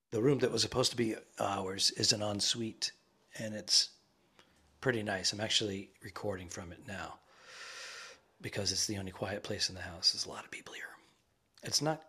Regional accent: Cranston, Rhode Island, United States; It's my hometown too, Cranston. I was born and raised there

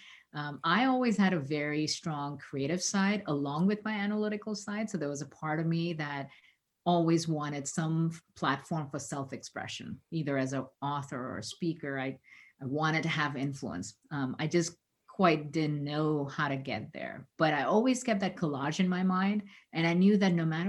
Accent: India; moved away as an adult; now in United States; growing up in the 70s in India

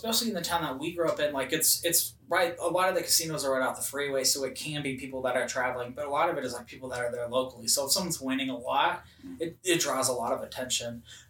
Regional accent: Elko, Nevada, United States; So I grew up in Northern Nevada. So in Elko, try to hold your applause. so it is a very central town. It's like 4 hours to Salt Lake City, 4 hours to Boise, Idaho, about 4 hours from Reno, but it's about 6 to 8 hours from Vegas.

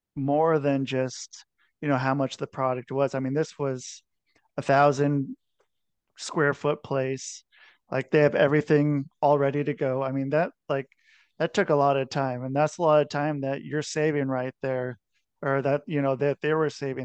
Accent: Cincinnati, Ohio, United States; moved away; also born or lived in Minneapolis; I was born in Cincinnati

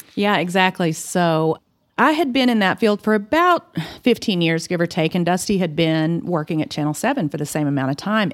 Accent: Claude, Texas, United States; moved away as an adult; also born or lived in Dalhart, Texas / Hawaii; now in Amarillo, United States; I grew up in Claude, the big town of Claude, Texas

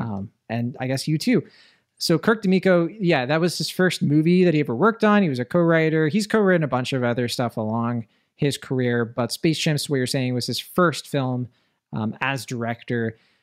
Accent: Puerto Rico; I'm from Puerto Rico.

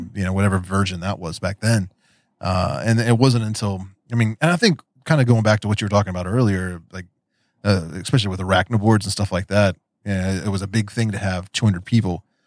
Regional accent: West Virginia, United States; accent: Appalachian; also born or lived in Daytona Beach, Florida; I grew up in West Virginia. There's there's that Appalachian accent

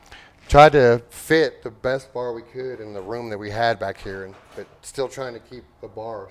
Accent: Alabama, United States; moved away; I'm from Alabama originally and really needed it here.

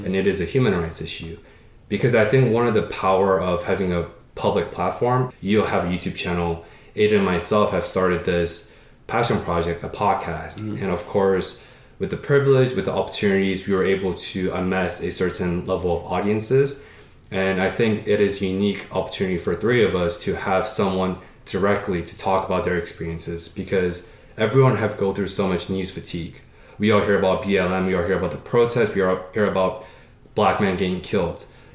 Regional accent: Paris, Île-de-France, France; moved away; When I was 4 or 5 years old in France, I was born in Paris

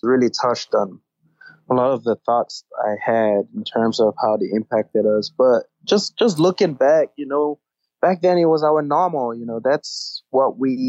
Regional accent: United States; I think just growing up in America and seeing dynamics out here, you start to realize that a lot

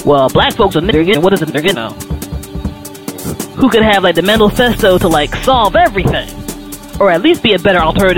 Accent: United States; I'm black American

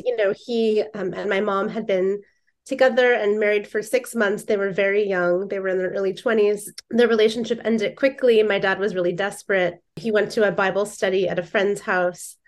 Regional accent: Indiana, United States; moved away as an adult; now in Seattle, United States; I grew up in Indiana, so I'm from the Midwest.

